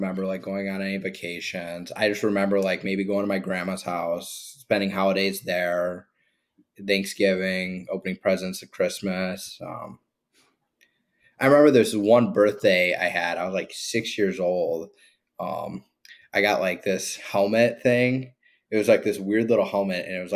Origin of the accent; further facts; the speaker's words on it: Antioch, Illinois, United States; moved away; also born or lived in Wisconsin; I grew up in Antioch, Illinois